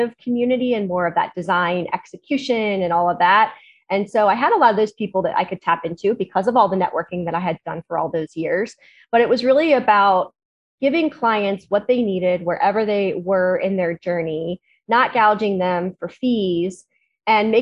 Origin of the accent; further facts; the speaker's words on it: Cincinnati, Ohio, United States; we are from Cincinnati, Ohio, which is a small, you know, Midwest town